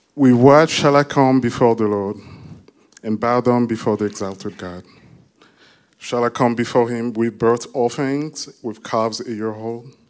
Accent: DR Congo; I'm from the Democratic Republic of Congo

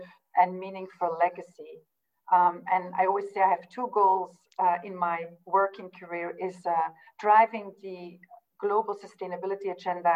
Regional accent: Belgium; now in London, United Kingdom; I'm from Belgium, living in London.

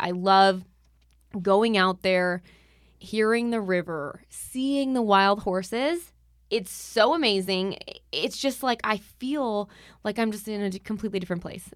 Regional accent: Arizona, United States; in my home state

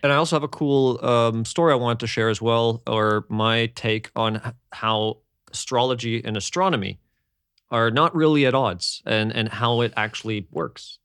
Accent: Canada; growing up in Canada, we had bigger families.

